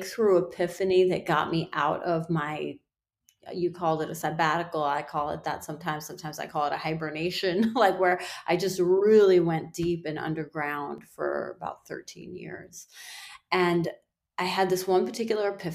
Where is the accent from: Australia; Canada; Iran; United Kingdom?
Iran; now in United States; In my culture, I'm from Iran, and I was born there. My children are born here, so they're, you know, more Americanized than I am